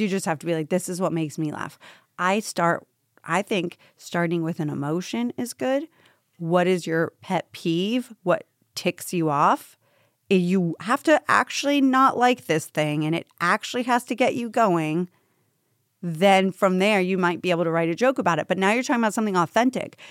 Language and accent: English; Tampa, Florida, United States; now in New York, United States; I grew up in Tampa, Florida